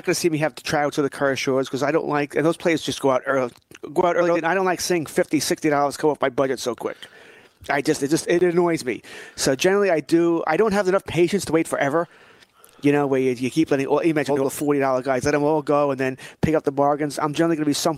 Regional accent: United States; I'm an American

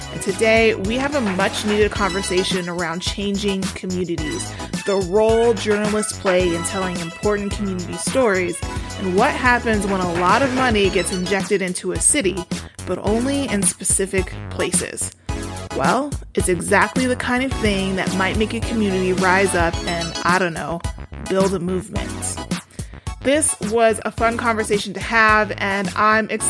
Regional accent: Denver, Colorado, United States; I was born and raised in Denver

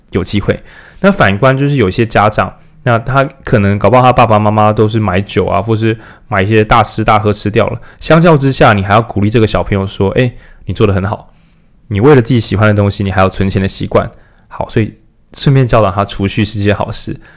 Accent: Changhua County, Taiwan; moved away; 我们是彰化人嘛，所以可以想象回老家的话，确实也不知道那边要做什么，那很乡下欸

